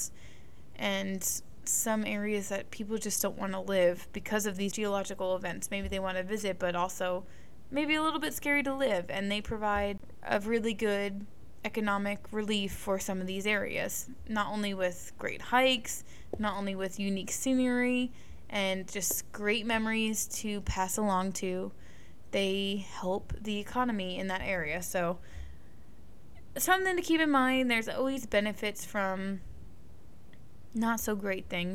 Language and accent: English; Northeast, United States; I grew up in the Northeast